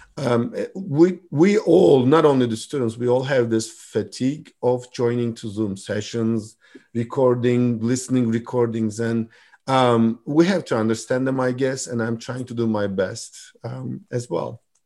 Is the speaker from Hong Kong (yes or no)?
no; Turkey; moved away as an adult; also born or lived in Istanbul; now in Michigan, United States; I'm from Turkey originally